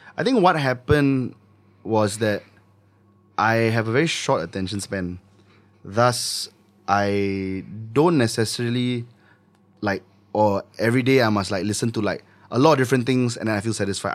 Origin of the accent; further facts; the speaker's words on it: Singapore; I make Singaporean music because I'm Singaporean